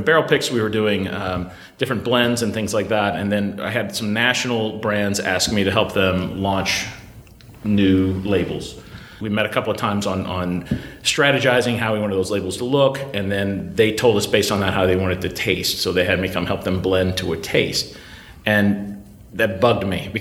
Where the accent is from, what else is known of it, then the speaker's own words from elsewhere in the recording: Louisville, Kentucky, United States; I grew up in Louisville, Kentucky